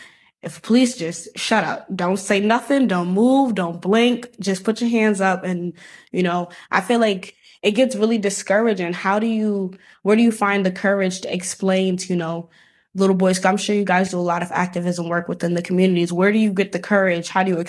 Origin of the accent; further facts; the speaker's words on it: New York City, New York, United States; I'm an older sister to three little Black boys. Obviously, I'm Black. And we're from the inner city, so we're from Brooklyn. And I don't know, I feel like we grew up without a dad.